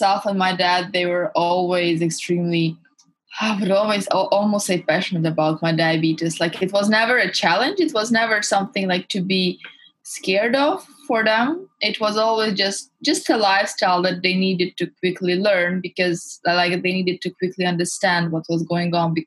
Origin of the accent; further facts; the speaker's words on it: Hungary; now in London, United Kingdom; I was born and raised in Hungary, but my parents are Russian